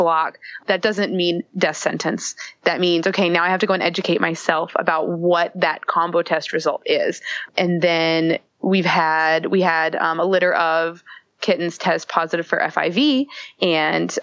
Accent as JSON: {"language": "English", "region": "the South", "country": "United States", "said": "I'm from the South myself"}